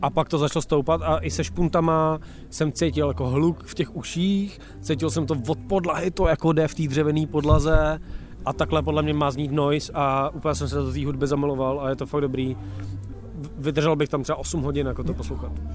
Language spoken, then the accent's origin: Czech; Czechia; my jsme jediní Češi